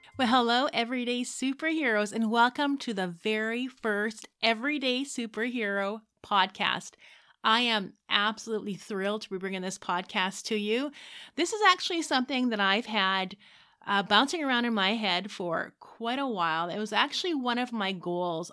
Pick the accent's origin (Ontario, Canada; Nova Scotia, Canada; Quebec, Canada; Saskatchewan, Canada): Saskatchewan, Canada; I grew up in Saskatchewan. I was a farm kid